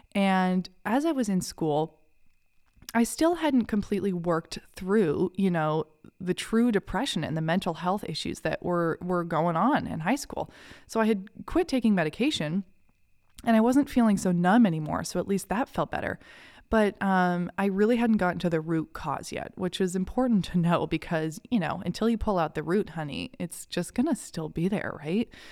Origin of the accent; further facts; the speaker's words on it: Kennebunk, Maine, United States; I grew up in a little town called Kennebunk, Maine